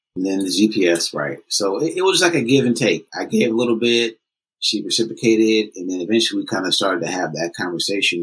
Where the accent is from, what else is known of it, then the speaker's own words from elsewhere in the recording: Oakland, California, United States; I was born and raised in Oakland